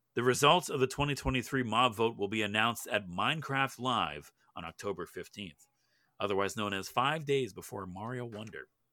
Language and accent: English; Canada; As a Canadian, we don't get anything up here